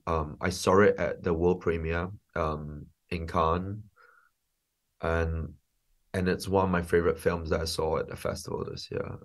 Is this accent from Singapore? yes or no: yes; Singapore; moved away as an adult; also born or lived in London; I'm a filmmaker from Singapore. Um, I grew up in Singapore um, and and then lived in London for 15 years